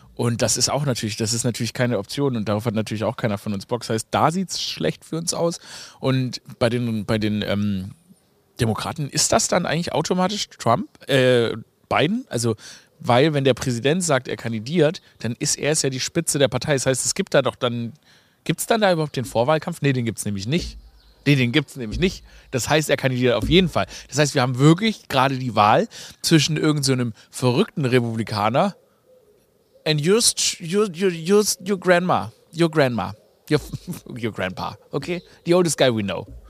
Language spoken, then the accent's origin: German; Stuttgart, Baden-Württemberg, Germany; Ich komme ja aus Stuttgart